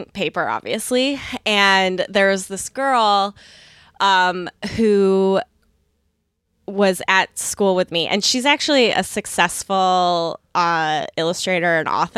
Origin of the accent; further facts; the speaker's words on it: New York, United States; moved away as an adult; also born or lived in Chicago; I grew up in New York State. So I moved to Chicago to go to college to be at that school